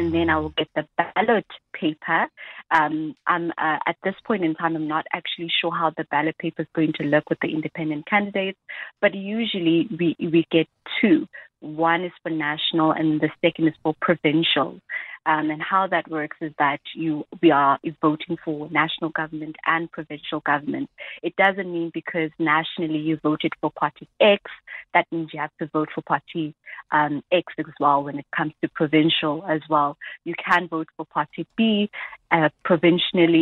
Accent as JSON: {"language": "English", "town": "Durban", "region": "KwaZulu-Natal", "country": "South Africa", "said": "I am from Durban, you know, so a particular voting station in Durban that's closest to me"}